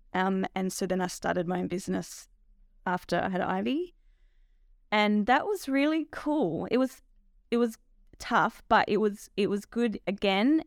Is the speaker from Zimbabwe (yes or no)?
no; Lameroo, South Australia, Australia; We farm at Lamoree in the southern valley of South Australia